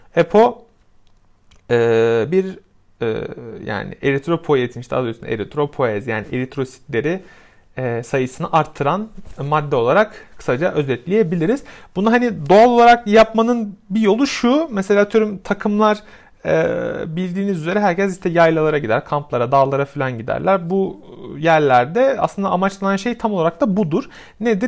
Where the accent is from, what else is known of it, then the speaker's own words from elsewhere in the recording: Samsun, Turkey; benim de aynı zamanda memleketim olan Samsun'un